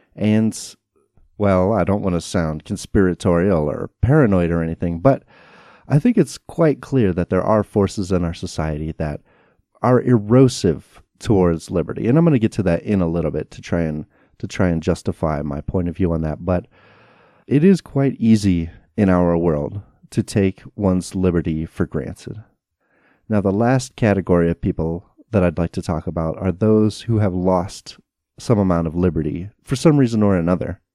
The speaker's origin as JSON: {"language": "English", "country": "United States", "tie": "born or raised there", "said": "I was raised in America"}